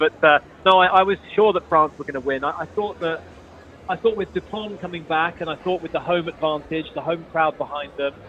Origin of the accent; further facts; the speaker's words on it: England, United Kingdom; now in Dubai, United Arab Emirates; I'm English, you're English.